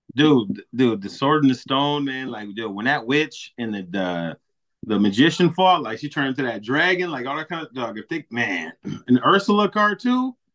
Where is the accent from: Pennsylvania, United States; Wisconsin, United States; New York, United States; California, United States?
Wisconsin, United States; Milwaukee; moved away as an adult; now in Racine, United States; I'm from Milwaukee, born and raised